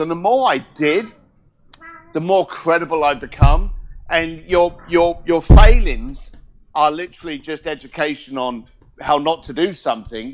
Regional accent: Reading, South East England, United Kingdom; also born or lived in East London / Hong Kong; now in California, United States; I'm a Reading boy. Uh, born and raised in Reading. Moved to East London

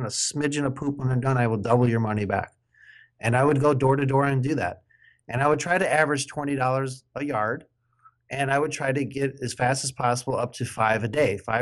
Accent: Midwest, United States; accent: Midwest; now in Oregon, United States; you would know how sloppy my accent is from the Midwest. I live in the West Coast of Oregon now

